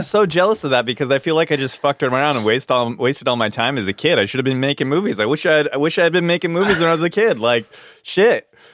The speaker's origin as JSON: {"language": "English", "region": "Hawaii", "country": "United States", "tie": "born or raised there", "said": "I grew up in Hawaii"}